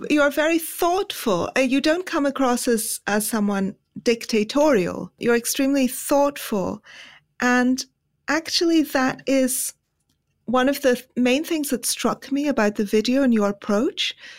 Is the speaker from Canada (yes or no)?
no; Pakistan; moved away; also born or lived in India; I grew up in Pakistan.